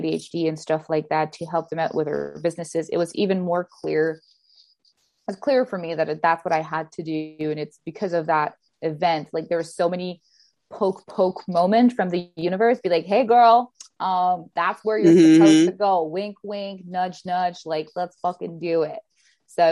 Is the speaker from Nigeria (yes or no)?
no; Canada; English is a second language; I'm Canadian